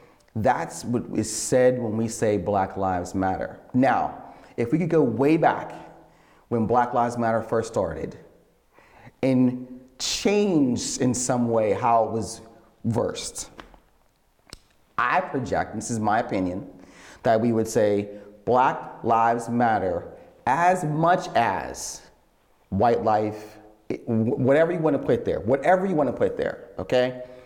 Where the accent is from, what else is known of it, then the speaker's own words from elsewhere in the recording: Pittsburgh, Pennsylvania, United States; You shouldn't be wearing that. We're from Pittsburgh and all cities matter.